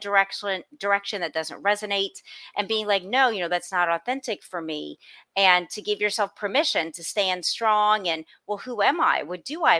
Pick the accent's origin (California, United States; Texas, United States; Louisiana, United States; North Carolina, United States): Louisiana, United States; New Orleans; accent: Southern; moved away; I was born and raised in New Orleans, and you never take New Orleans out the girl